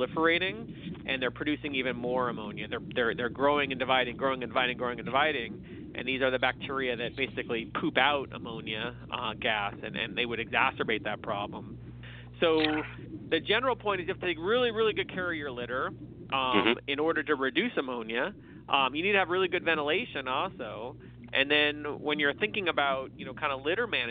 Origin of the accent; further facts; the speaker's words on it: California, United States; I'm from California, so when we live in we're in Davis